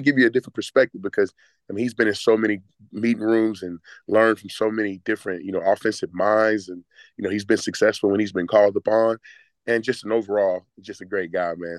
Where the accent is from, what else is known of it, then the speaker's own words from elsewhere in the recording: Texas, United States; moved away as an adult; also born or lived in Greenville, South Carolina; now in Atlanta, United States; Grew up in Texas my whole life